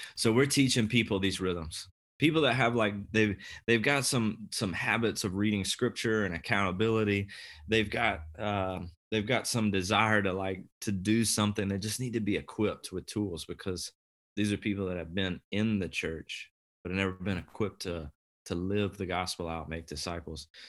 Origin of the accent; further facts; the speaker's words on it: the Southeast, Deep South, United States; moved away as an adult; now in Kansas City, United States; I was raised in the Southeast, so the deep, deep South